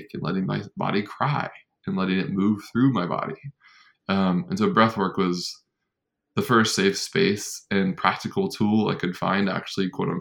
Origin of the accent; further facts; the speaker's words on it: North Carolina, United States; growing up in North Carolina